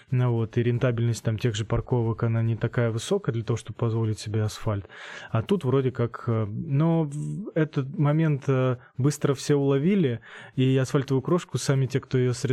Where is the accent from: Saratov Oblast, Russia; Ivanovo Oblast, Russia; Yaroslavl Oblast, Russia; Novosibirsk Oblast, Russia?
Saratov Oblast, Russia; Saratov; moved away as an adult; now in Voronezh, Russia